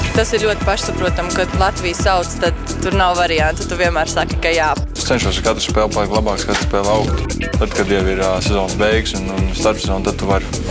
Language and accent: Latvian; Rūjiena, Valmiera Municipality, Latvia; moved away as an adult; now in Spain; Pats esmu no Rūjienas, tad arī Rūjienā sāku spēlēt.